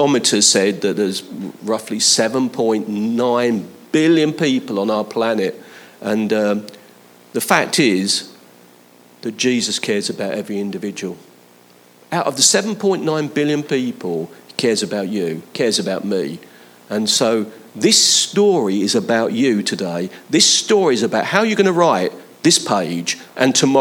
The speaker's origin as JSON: {"language": "English", "region": "London", "country": "United Kingdom", "tie": "born or raised there", "said": "Where I was born I wasn't born in London, but where I grew up, Leighton and Hackney was about 3 miles away"}